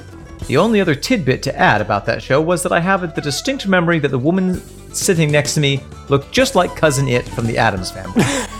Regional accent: Massachusetts, United States; I grew up just outside of Boston, and my first tall album was stolen from a flea market.

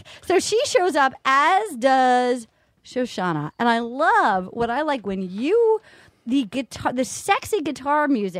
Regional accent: Rhode Island, United States; I'm from Rhode Island.

